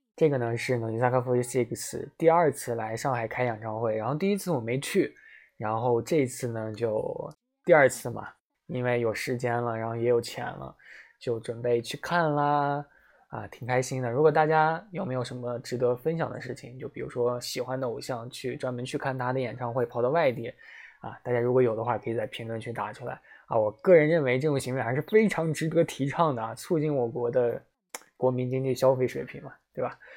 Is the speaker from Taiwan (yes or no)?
no; China; 我们中国人